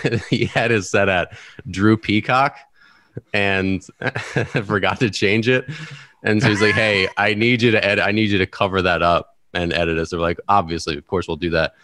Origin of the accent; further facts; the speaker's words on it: Maryland, United States; moved away as an adult; also born or lived in Bloomington, Illinois; now in Washington, D.C., United States; I was from the Maryland area